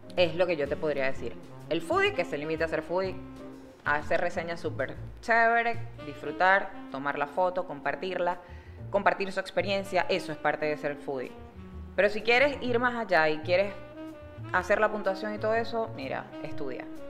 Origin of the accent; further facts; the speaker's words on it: Maracaibo, Zulia, Venezuela; now in Panama; yo soy de Maracaibo